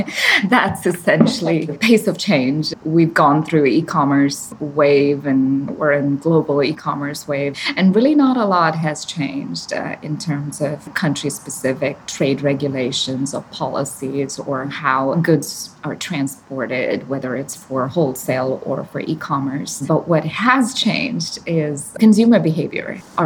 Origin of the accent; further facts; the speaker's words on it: Chennai, Tamil Nadu, India; moved away as an adult; I grew up in Chennai, southern India, by the coast.